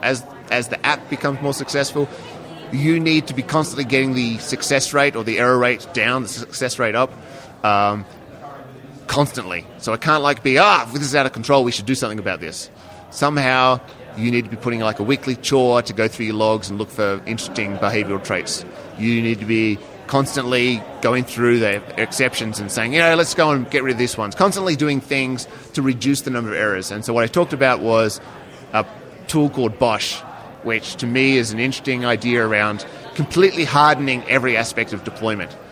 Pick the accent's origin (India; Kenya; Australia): Australia; now in United States; I am Australian